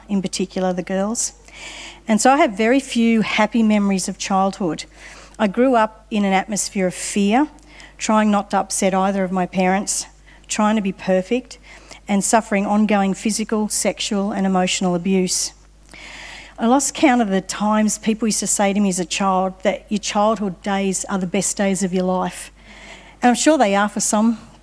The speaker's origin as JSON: {"language": "English", "town": "Sydney", "region": "New South Wales", "country": "Australia", "tie": "born or raised there", "said": "I grew up in Sydney"}